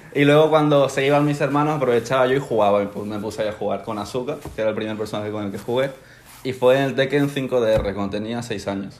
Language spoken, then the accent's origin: Spanish; Spain; also born or lived in Ecuador; Llegué a España cuando tenía un año, o sea, llevo 20 años toda mi vida aquí prácticamente